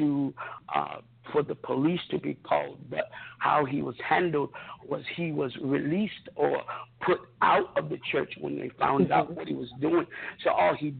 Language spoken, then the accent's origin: English; Honolulu, Hawaii, United States; also born or lived in Fort Hood, Texas; I grew up in Honolulu, Hawaii, as a child.